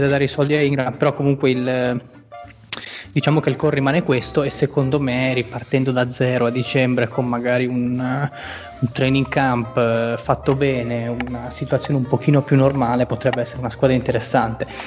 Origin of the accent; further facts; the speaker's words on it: Tuscany, Italy; sono, anzi peggio, sono toscano